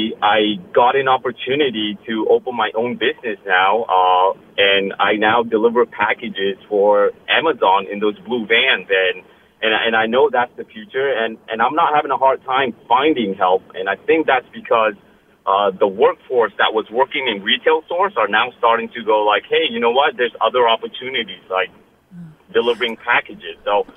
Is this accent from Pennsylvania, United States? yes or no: no; Glastonbury, Connecticut, United States; Yes, Lucy, this is … I am from Glastonbury.